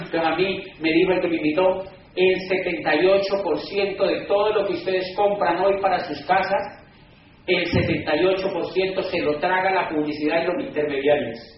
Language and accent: Spanish; Cali, Valle del Cauca, Colombia